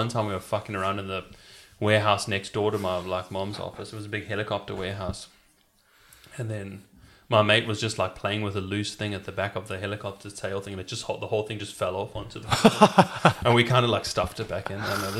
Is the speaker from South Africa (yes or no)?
yes; South Africa; Yeah, it was pretty chilled. It was, you know what, it was like we were the same level as, like, you know, an ordinary working class Rockingham family, except there was just like a massive another class beneath us.